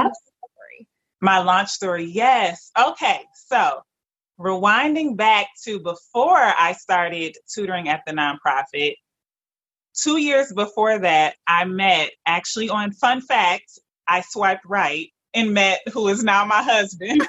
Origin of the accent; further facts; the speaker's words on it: Detroit, Michigan, United States; I am a proud Detroiter, born and raised in Detroit, Michigan